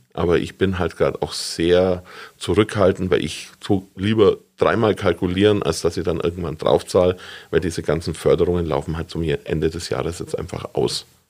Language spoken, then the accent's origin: German; Stettenhofen, Bavaria, Germany; now in Augsburg, Germany; ich komme eigentlich vom Land, ich bin in Stettenhofen aufgewachsen